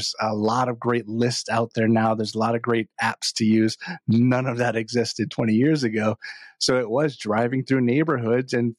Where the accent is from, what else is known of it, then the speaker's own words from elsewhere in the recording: Hawaii, United States; moved away as an adult; now in Northern Virginia, United States; I'm from Hawaii originally. So I was born and raised there